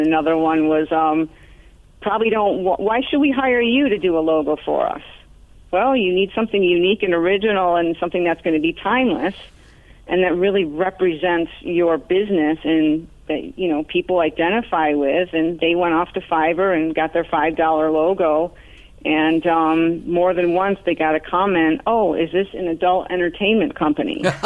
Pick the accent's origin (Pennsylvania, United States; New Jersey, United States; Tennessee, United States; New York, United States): New York, United States; Arcade; now in South Florida, United States; A very small town outside of Buffalo, New York, called Arcade, like the video game